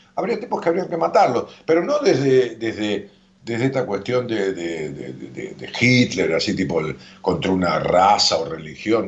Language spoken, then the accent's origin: Spanish; La Matanza, Buenos Aires Province, Argentina; allá en mi pueblo, en La Matanza